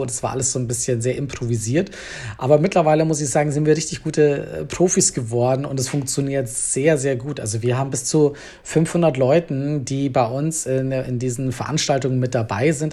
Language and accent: German; Bavaria, Germany; moved away as an adult; now in Berlin, Germany; ich komme eigentlich ursprünglich aus Bayern, bin aber halb Schotte und mittlerweile seit elf Jahren Wahlberliner